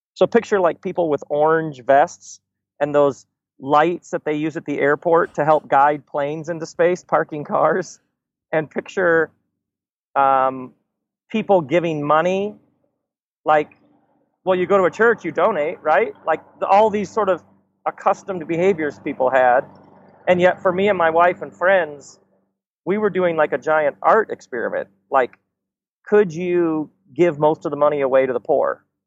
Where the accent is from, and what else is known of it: Michigan, United States; born or raised there